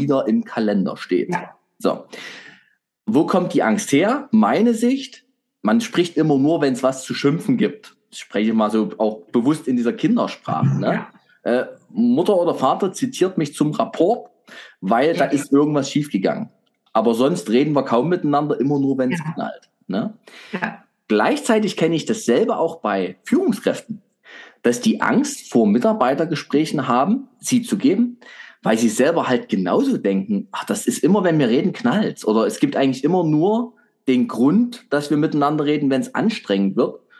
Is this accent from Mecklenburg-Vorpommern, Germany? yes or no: no; Saxony, Germany; als Sachse